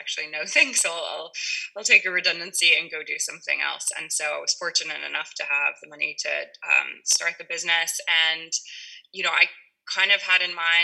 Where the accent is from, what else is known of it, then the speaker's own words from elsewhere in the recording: Kentucky, United States; moved away as an adult; also born or lived in Mexico / Germany; now in Ireland; I grew up in Kentucky